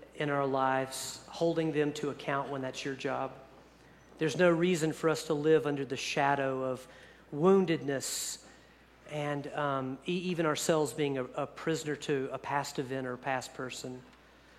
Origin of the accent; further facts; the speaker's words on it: East Coast, United States; moved away; I grew up on the East Coast